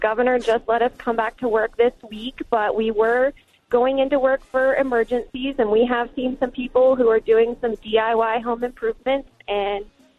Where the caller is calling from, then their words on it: Norfolk, Virginia, United States; I'm calling from Norfolk, Virginia.